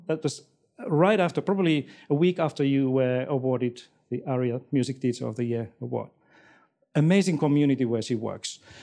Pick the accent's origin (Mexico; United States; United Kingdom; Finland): Finland; moved away as an adult; now in Australia; I'm not from, from this country. I came from Finland four years ago here with my family